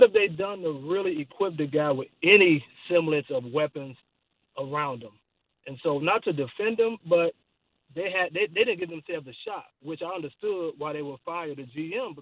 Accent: Miami, Florida, United States; I'm from Miami, born and raised in Liberty City.

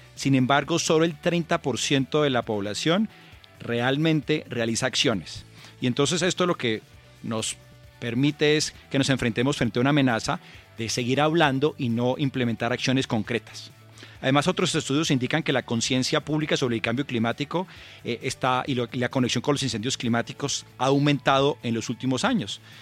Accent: Colombia

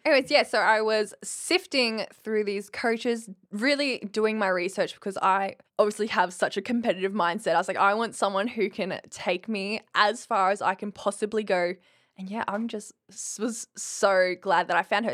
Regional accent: Winton, Queensland, Australia; moved away as an adult; now in Brisbane, Australia; I come from Winton, which is population eight hundred sixteen hours from Brisbane

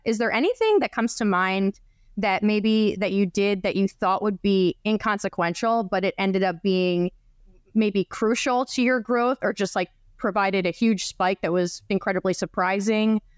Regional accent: New Jersey, United States; I grew up in New Jersey

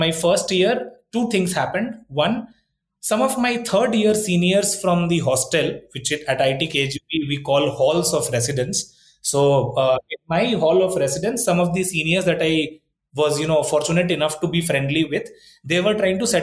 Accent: Patna, Bihar, India; moved away as an adult; also born or lived in Kharagpur / Mumbai; now in Bangalore, India; born and brought up in Patna, which is the capital of Bihar

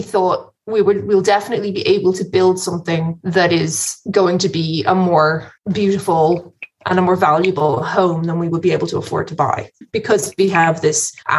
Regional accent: Wicklow, Leinster, Ireland; I am from Wicklow. {S0} Yeah. {S2} I grew up in Wicklow.

